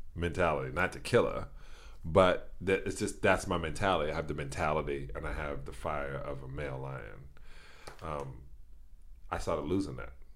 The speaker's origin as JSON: {"language": "English", "region": "New York", "country": "United States", "tie": "born or raised there"}